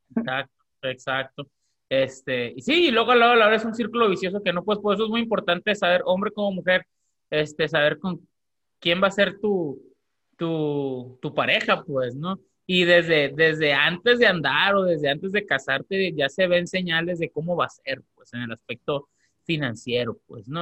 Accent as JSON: {"language": "Spanish", "country": "Mexico", "moved": "yes", "lives_now": "United States", "said": "aunque somos mexicanos, y, pero aunque vivimos en Estados Unidos"}